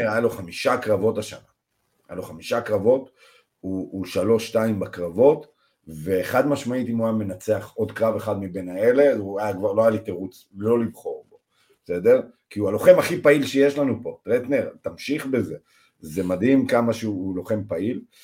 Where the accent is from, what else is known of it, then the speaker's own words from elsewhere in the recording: Israel; אנחנו בתור ישראלים